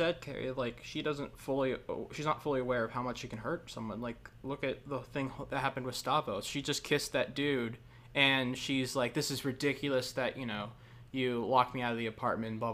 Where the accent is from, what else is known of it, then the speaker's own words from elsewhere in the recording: Virginia, United States; growing up in Virginia